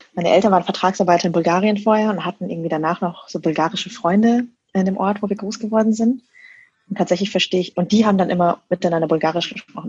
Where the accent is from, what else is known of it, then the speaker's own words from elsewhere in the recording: Lower Bavaria, Germany; accent: standard German (no Bavarian); Ich bin in Niederbayern aufgewachsen, aber ich spreche jetzt gerade, wie ich spreche